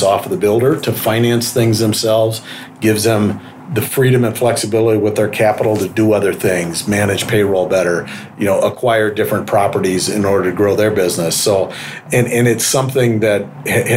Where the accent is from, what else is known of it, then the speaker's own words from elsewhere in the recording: St. Louis, Missouri, United States; moved away; I came from St. Louis originally.